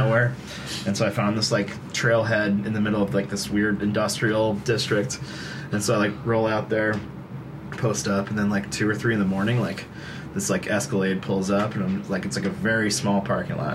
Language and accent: English; Burlington, Vermont, United States; growing up in Burlington